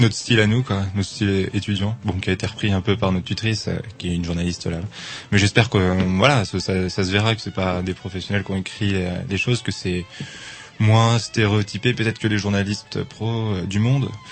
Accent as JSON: {"language": "French", "town": "Angers", "region": "Pays de la Loire", "country": "France", "moved": "yes", "lives_now": "Rennes, France", "said": "je viens d'Angers"}